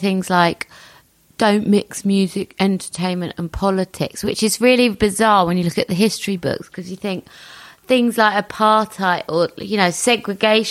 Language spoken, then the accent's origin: English; United Kingdom; as a British citizen